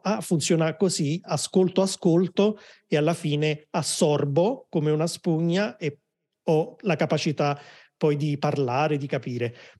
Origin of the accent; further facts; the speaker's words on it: Naples, Campania, Italy; moved away; also born or lived in Rome; sono di Napoli, ma ho vissuto a Roma per tanti anni